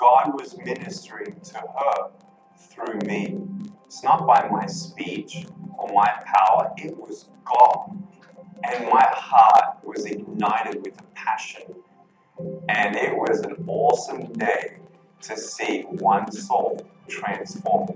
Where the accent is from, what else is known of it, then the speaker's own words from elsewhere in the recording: Melbourne, Victoria, Australia; I was born in Melbourne, Australia, 1982